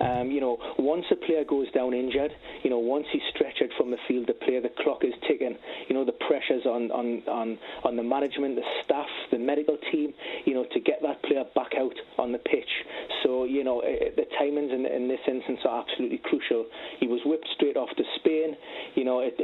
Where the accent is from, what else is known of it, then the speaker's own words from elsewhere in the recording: Newcastle upon Tyne, North East England, United Kingdom; my hometown club, Newcastle